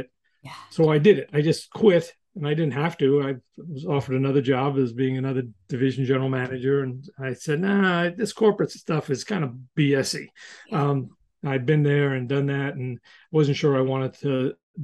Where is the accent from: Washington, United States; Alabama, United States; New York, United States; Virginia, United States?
New York, United States; I'm from New York